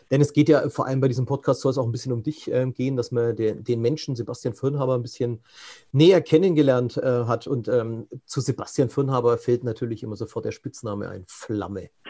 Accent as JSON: {"language": "German", "town": "Buxtehude", "region": "Lower Saxony", "country": "Germany", "tie": "born there", "said": "geboren in Buxtehude. Ähm, Buxtehude ist ähm, Niedersachsen, am äußersten"}